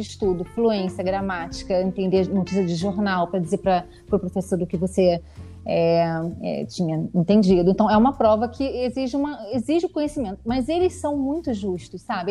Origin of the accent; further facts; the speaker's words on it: Rio de Janeiro, Brazil; moved away as an adult; now in Värnamo, Sweden; eu sou carioca, é, estudei, fiz medicina é, na UERJ